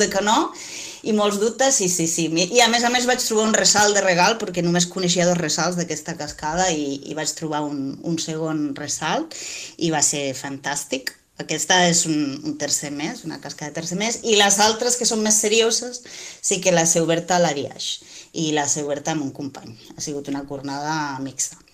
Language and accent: Catalan; Moianès, Catalonia, Spain; aquí, en, el, en la meva comarca